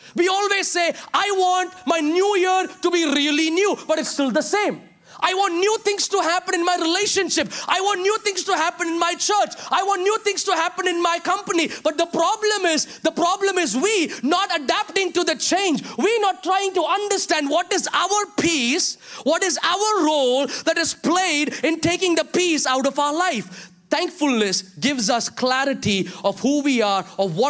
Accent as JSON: {"language": "English", "region": "Kerala", "country": "India", "moved": "yes", "lives_now": "Chicago, United States", "said": "I love the Kerala values that is imbibed in me"}